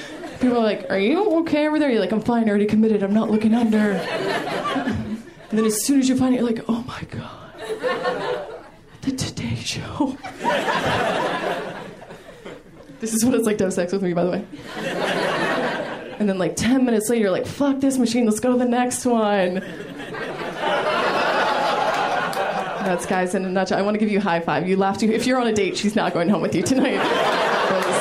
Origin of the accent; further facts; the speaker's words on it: Maryland, United States; I'm originally from Maryland. I come from a big family